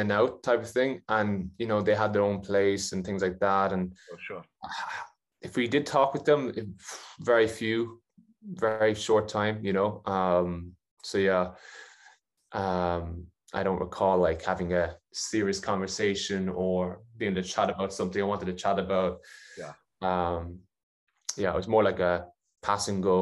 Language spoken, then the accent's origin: English; Ireland; Ireland just because it's my home country